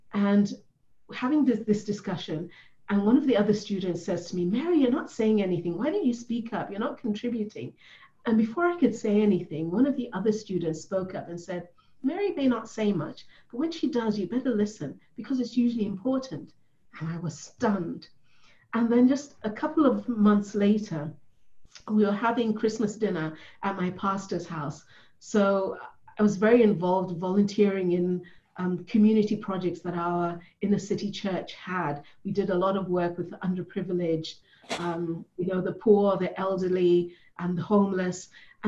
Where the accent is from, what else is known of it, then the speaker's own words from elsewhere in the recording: Ethiopia; born there; also born or lived in United States / Germany / Kenya / England; So I was born in Ethiopia, which is in Africa. Then we moved to the US, and then we moved to Germany, then to Kenya, then to England, back to Ethiopia